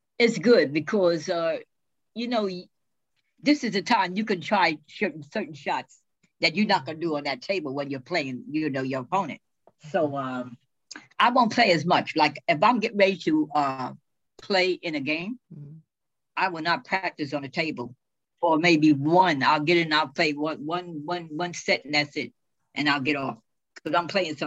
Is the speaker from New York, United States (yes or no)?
yes; New York City, New York, United States; I was born in the Bronx.